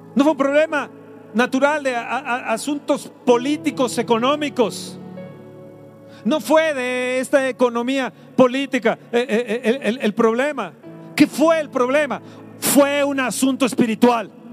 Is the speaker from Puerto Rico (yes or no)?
no; Mexico; Sana mi tierra. Sana mi México, Señor.